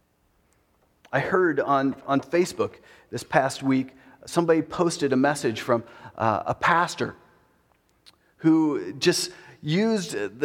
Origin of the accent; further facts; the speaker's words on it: United States; as an American